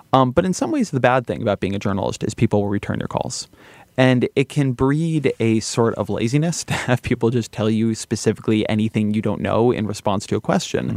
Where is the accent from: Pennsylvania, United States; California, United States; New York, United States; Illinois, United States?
California, United States; I'm Californian and I'm Jewish